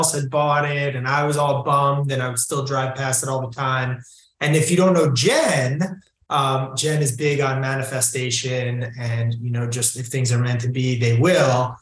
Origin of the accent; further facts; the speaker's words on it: New Jersey, United States; also born or lived in New York City; me growing up in New Jersey